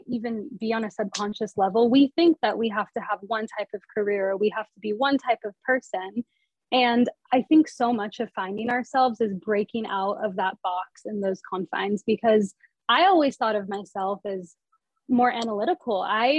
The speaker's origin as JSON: {"language": "English", "region": "California", "country": "United States", "moved": "yes", "lives_now": "New York City, United States", "said": "I'm from California, so I love the beach. But right now I'm in New York City and I'm in, the city."}